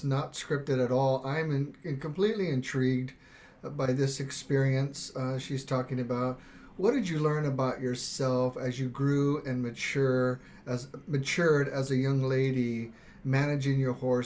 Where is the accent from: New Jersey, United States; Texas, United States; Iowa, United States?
Texas, United States; I'm a huge John Wayne guy growing up in Texas.